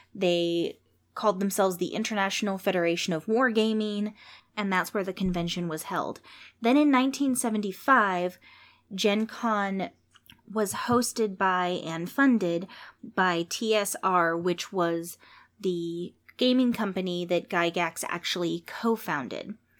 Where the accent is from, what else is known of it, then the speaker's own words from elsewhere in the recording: San Jose, California, United States; San Jose, California, my hometown